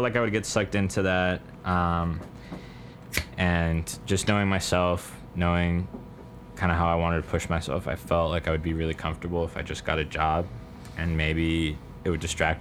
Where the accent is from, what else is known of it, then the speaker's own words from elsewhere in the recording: Caribbean coast of Colombia, Colombia; I'm from the Caribbean coast of Colombia